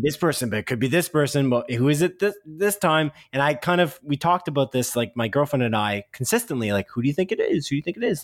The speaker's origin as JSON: {"language": "English", "country": "Canada", "said": "we're Canadian"}